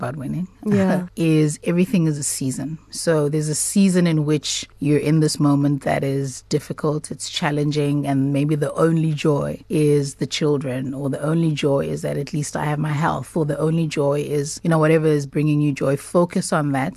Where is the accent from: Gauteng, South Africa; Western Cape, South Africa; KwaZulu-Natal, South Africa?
KwaZulu-Natal, South Africa; Durban; I come from, I'm from Durban